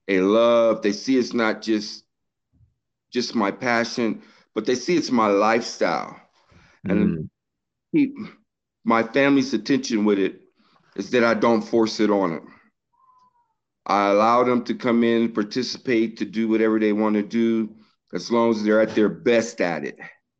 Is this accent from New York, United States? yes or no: no; Washington, District of Columbia, United States; moved away; I'm originally from Washington, D.C.